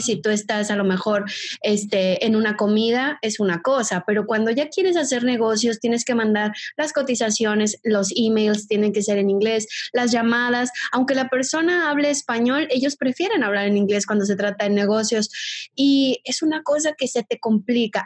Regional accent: Mexico; accent: Mexican; moved away as an adult; also born or lived in Brazil; soy mexicana, por si todavía no me escuchan el acento

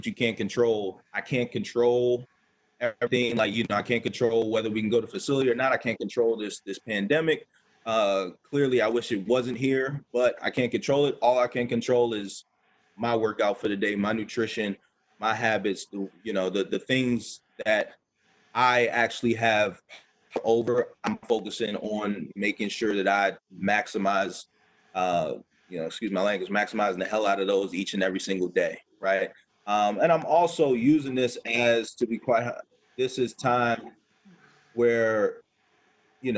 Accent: Baltimore, Maryland, United States; the Baltimore area. That's my hometown

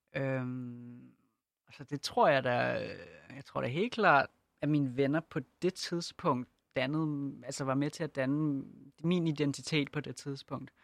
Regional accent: Denmark; jeg er født og opvokset i Danmark og boet hele mit liv

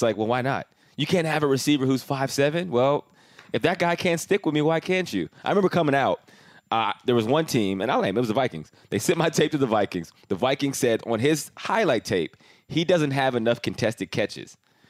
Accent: Canada; I came from Canada, so I was like 3 years older than him.

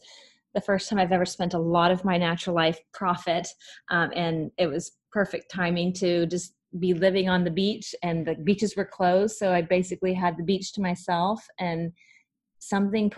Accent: Kansas City, United States; moved away as an adult; now in Jacksonville, United States; I'm from Kansas City, where Hallmark's based.

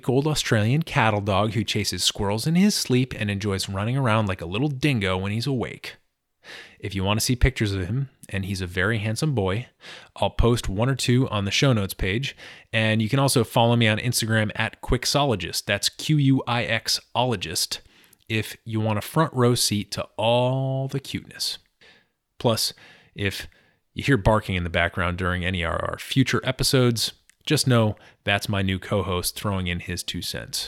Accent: Washington, District of Columbia, United States; here in Washington, D.C., my hometown

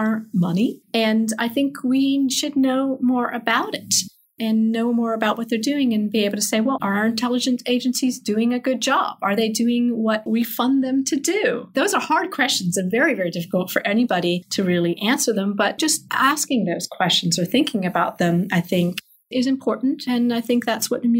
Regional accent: England, United Kingdom; moved away as an adult; now in United States; I grew up in England

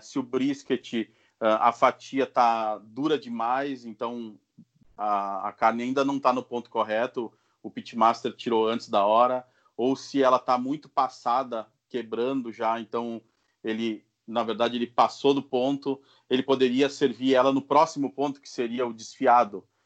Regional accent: Caxias do Sul, Rio Grande do Sul, Brazil; eu sou de Caxias do Sul, no Rio Grande do Sul

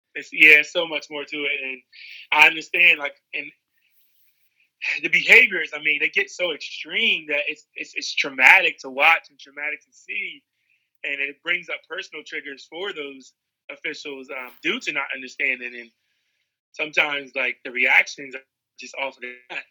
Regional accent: Seaford, Delaware, United States; growing up in Seaford, Delaware

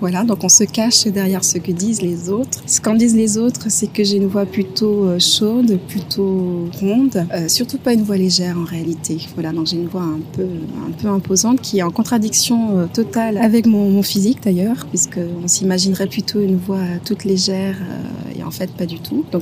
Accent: Guadeloupe, France; also born or lived in Paris; Je suis née à Paris et euh, très vite, euh, je me suis installée en, Guadeloupe et euh, j'ai passé effectivement mon enfance, mon enfance là-bas.

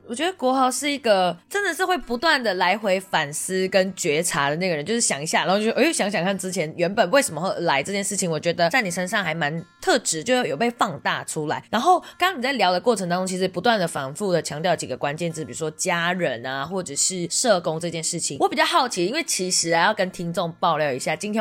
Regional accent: Malaysia; now in Taiwan; 我来自马来西亚，从马来西亚来到台湾

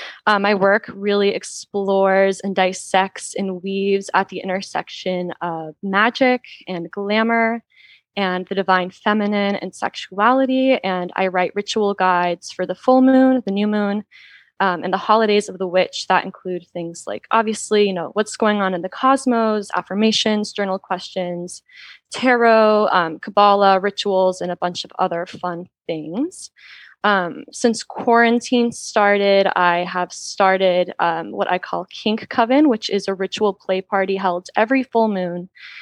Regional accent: the Bible Belt, United States; now in Los Angeles, United States; I am an author, a fashion alchemist, and a witch living in Los Angeles. I grew up in the Bible Belt and moved back to LA about 5 years ago and love it here.

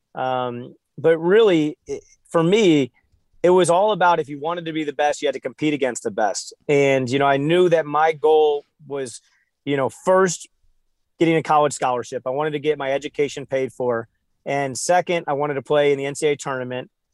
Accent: St. Louis, Missouri, United States; I'm from St. Louis

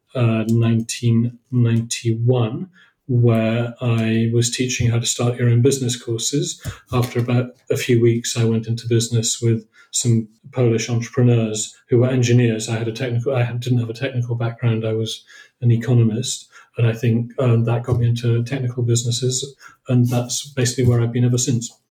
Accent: Oxford, South East England, United Kingdom; moved away as an adult; also born or lived in Cambridge / Poland; my background is I came from I came from Oxford, moved to Cambridge in 1985

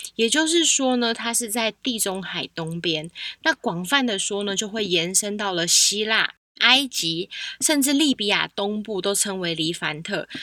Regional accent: Taiwan; 我自己身为台湾人

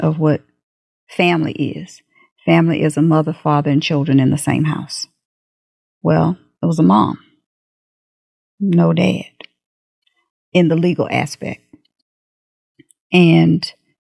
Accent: United States; also born or lived in Third Ward; I came up in Sunnyside.

